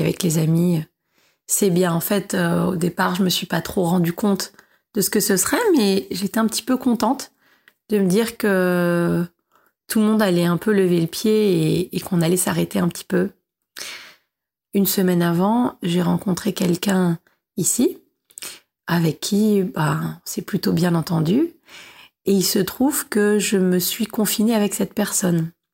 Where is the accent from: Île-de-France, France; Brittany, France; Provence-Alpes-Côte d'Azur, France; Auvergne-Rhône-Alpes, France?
Île-de-France, France; Paris; j'ai 37 ans, je viens de Paris, je suis journaliste indépendante